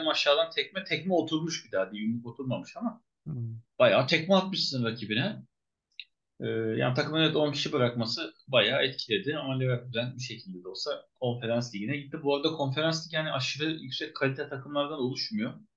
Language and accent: Turkish; Turkey; bir Türk olarak